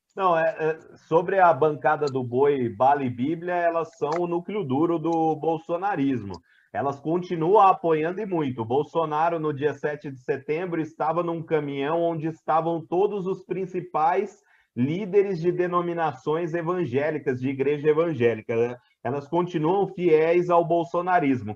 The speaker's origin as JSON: {"language": "Portuguese", "region": "interior of São Paulo", "country": "Brazil", "tie": "born or raised there", "accent": "Brazilian", "said": "Eu estava na minha cidade natal, que é no interior de São Paulo"}